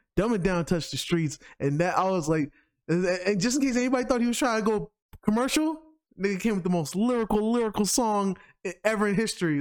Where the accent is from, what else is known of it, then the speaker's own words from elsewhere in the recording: New York, United States; I'm from New York